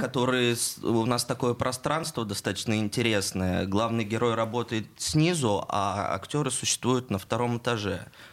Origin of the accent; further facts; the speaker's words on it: Perm, Perm Krai, Russia; moved away as an adult; now in Saint Petersburg, Russia; я сам из Перми